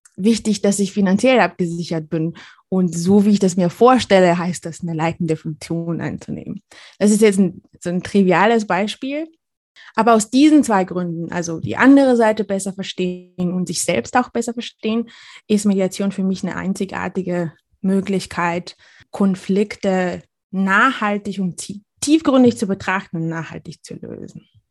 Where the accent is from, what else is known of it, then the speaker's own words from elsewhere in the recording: Bulgaria; now in Germany; komme ich aus Bulgarien